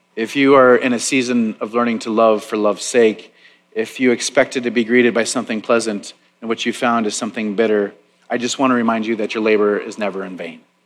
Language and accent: English; Tomahawk, Wisconsin, United States; now in Waco, United States; our small town newspaper, the Tomahawk Leader, where I grew up in Wisconsin